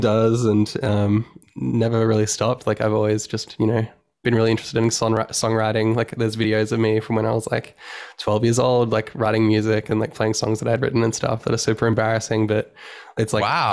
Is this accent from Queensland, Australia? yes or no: yes; Sunshine Coast, Queensland, Australia; now in Brisbane, Australia; I'm originally from the Sunshine Coast, which is um, we're from Australia. Um, in Queensland, Australia is the state